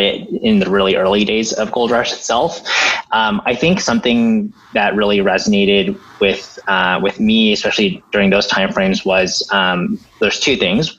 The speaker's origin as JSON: {"language": "English", "town": "Diamond Bar", "region": "California", "country": "United States", "tie": "born or raised there", "moved": "yes", "lives_now": "New York City, United States", "said": "I grew up in um, the suburbs of LA. Um, if people know Diamond Bar"}